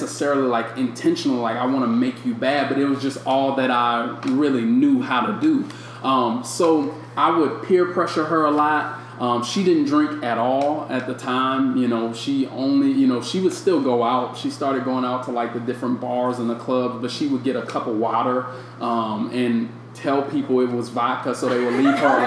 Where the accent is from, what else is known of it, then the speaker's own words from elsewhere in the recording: St. Louis, Missouri, United States; moved away; I'm from St. Louis